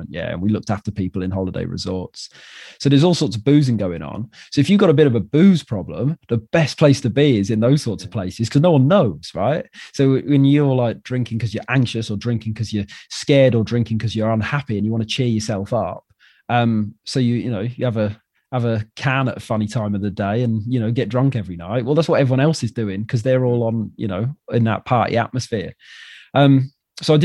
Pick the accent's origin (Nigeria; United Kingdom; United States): United Kingdom; Wales; moved away as an adult; I'm from Wales and I moved here.